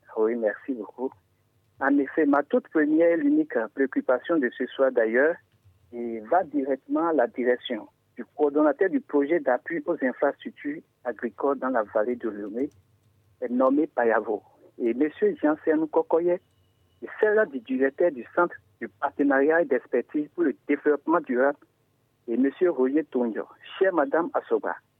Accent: Adjarra Hounvè, Ouémé, Benin; now in Avrankou, Benin; je suis d'Adjara Ronvier et pour bien me situer, je suis actuellement dans la commune d'Avranco

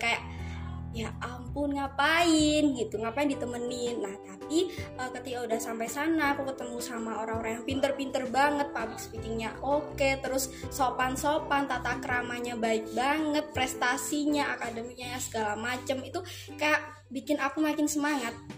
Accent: Tumpang, East Java, Indonesia; aku asli Tumpang karena uh, orang tua aku sendiri juga udah menetap di Tumpang

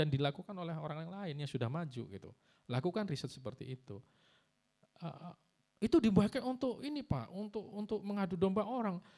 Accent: Pasuruan, East Java, Indonesia; Saya juga Pasuruan mas, saya dari Arang-Arang. Ya, ya Wonorejo, uh, tangganya ya.

